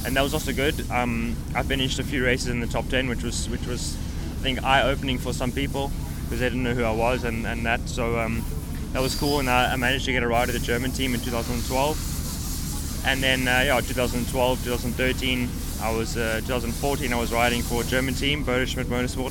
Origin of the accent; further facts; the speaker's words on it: Cape Town, Western Cape, South Africa; moved away; also born or lived in Port Elizabeth, South Africa; I was born in Port Elizabeth, and I raced there until we moved to Cape Town, I think when I was 6